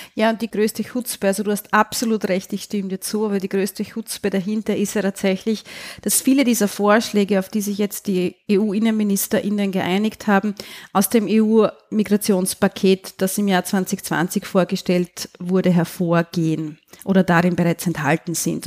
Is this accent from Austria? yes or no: yes; Austria; Ich kann da als Österreicherin aus eigener Erfahrung sprechen